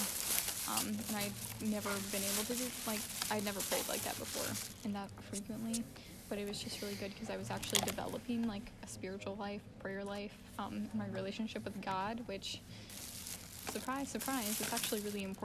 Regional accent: Nashville, Tennessee, United States; I'm also from Nashville

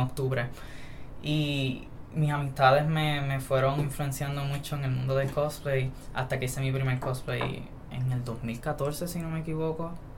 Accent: San Sebastián, Puerto Rico; now in Mayagüez, Puerto Rico; Soy de San Sebastián. Eh, me hospedo aquí en Mayagüez. Y nací aquí también en Mayagüez

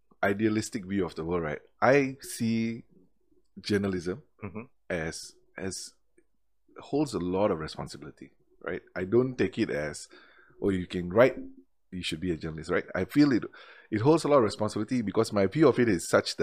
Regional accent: Malaysia; as Malaysians

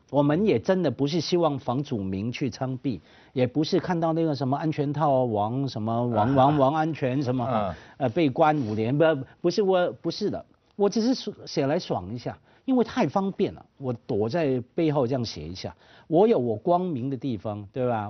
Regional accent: Hong Kong; 我们香港话叫碌你人情卡了

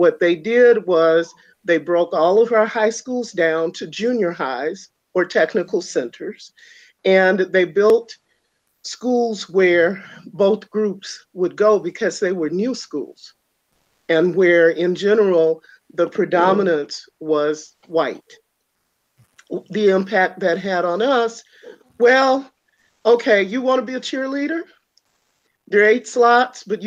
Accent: Louisiana, United States; moved away; growing up in Louisiana

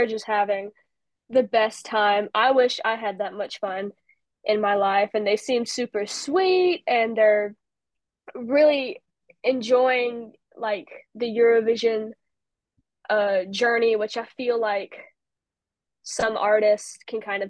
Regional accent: United States; I'm American

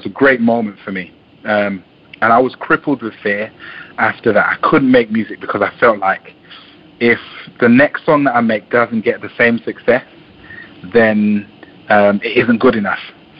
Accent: London, United Kingdom; also born or lived in Jamaica; I was born in Jamaica. I grew up in a part of London which not many good things come out of.

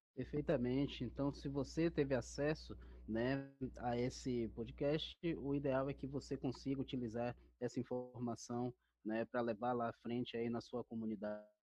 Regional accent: Bahia, Brazil; now in São Paulo, Brazil; sou baiano também

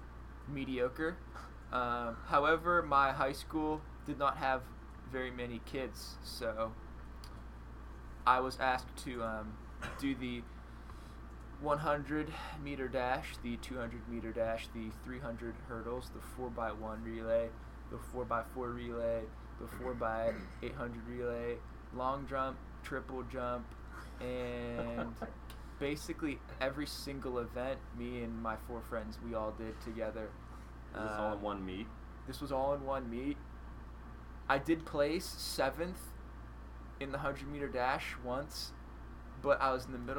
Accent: Cranberry Township, Pennsylvania, United States; I'm from Cranberry Township, Pennsylvania

